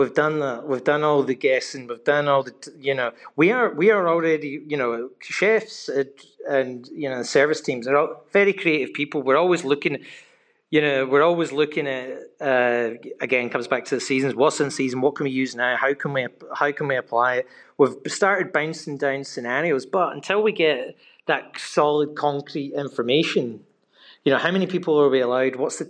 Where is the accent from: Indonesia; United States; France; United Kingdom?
United Kingdom; Glasgow, Scotland; moved away; I speak to people all back in the UK where I'm from Glasgow